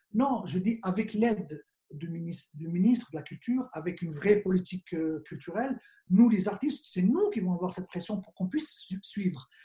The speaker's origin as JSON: {"language": "French", "country": "Morocco", "said": "on est juste des Marocains"}